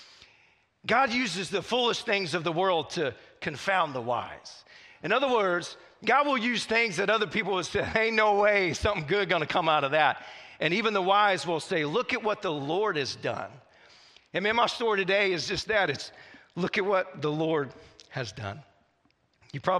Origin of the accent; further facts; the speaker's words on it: Southwest Missouri, United States; moved away; I grew up in Southwest Missouri